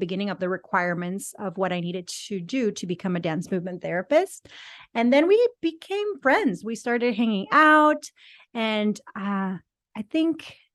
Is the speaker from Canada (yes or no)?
no; Mexico; moved away as an adult; also born or lived in San Diego, United States / Barcelona, Spain; I'm from Mexico. I'm bilingual. So I grew up in Mexico. I moved to the U.S. in 2004, approximately, to San Diego